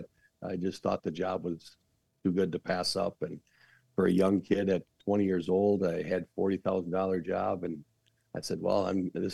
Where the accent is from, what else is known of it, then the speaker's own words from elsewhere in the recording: Saint Paul, Minnesota, United States; I'm from the other part of East Side. I'm from the Harding side, Battle Creek area